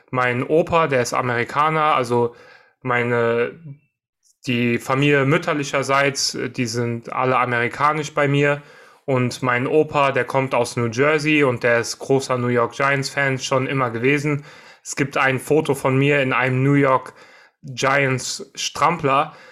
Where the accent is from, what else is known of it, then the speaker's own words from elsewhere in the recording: Frankfurt, Hesse, Germany; Also natürlich wir als Frankfurter oder im Frankfurter Raum lebende äh, wäre die Commerzbank Arena vielleicht ein bisschen cooler.